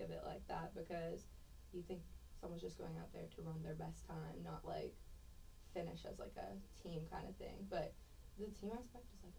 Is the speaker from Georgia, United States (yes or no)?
no; Pittsburgh, Pennsylvania, United States; moved away; also born or lived in Cypress, Texas; originally I'm from Pittsburgh, Pennsylvania.